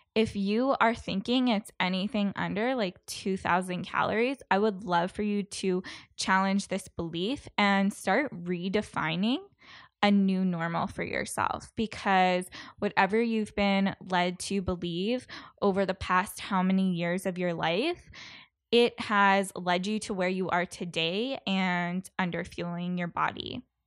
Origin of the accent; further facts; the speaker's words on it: Canada; being a Canadian